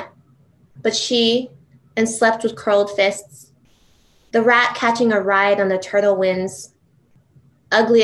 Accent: Matawan, New Jersey, United States; I grew up actually in Mattawan, New Jersey

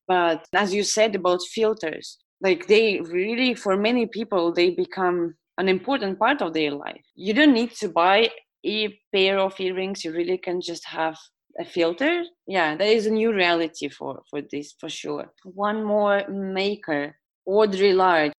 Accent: Estonia; I was born and raised in Estonia.

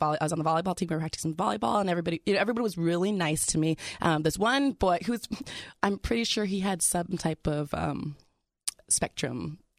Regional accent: California, United States; I was already cool because I was from California.

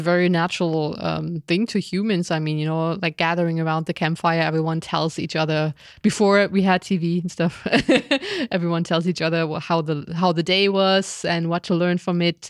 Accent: Germany; I was raised in Germany

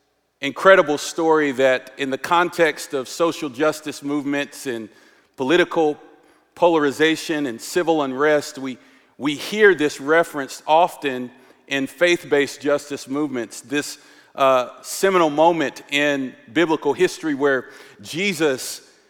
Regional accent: North Carolina, United States; accent: southern; But lately, my southern accent, I was born and raised in North Carolina, it's been coming out

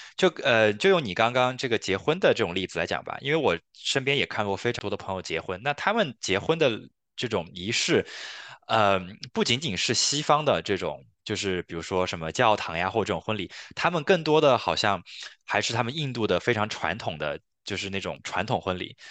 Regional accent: China; now in Canada; 作为一个中国人来看

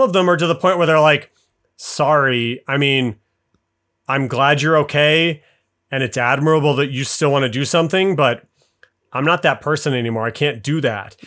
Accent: Salt Lake City, Utah, United States; I grew up in Salt Lake City

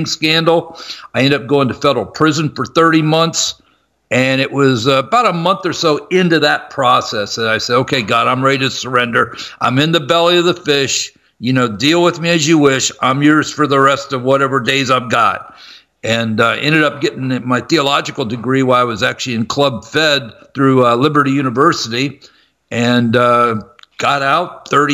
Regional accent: Columbus, Ohio, United States; I'm from Columbus, Ohio, and I was going to Ohio State to get a broadcasting degree

